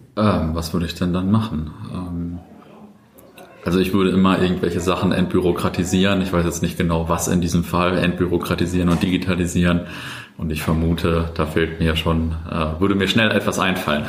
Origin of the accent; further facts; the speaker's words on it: Löhne, North Rhine-Westphalia, Germany; moved away as an adult; also born or lived in Buxtehude; now in Bielefeld, Germany; aufgewachsen in Löhne äh, im äh, Kreis Herford.